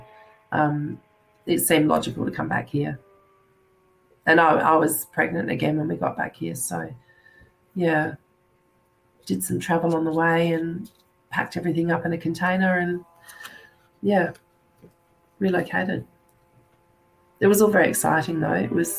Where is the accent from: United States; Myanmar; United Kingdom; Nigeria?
United Kingdom; England; born there; And I was born in England, actually, myself.